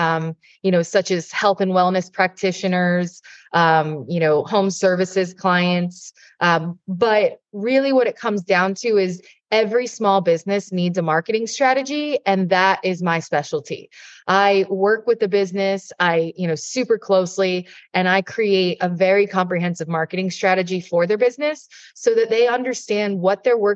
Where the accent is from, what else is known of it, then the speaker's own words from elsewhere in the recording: Jupiter, Florida, United States; where I'm based, my hometown in Jupiter, Florida